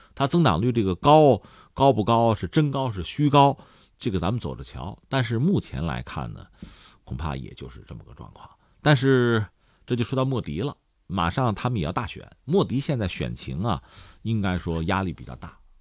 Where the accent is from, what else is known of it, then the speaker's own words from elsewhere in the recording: China; 对我们中国人来讲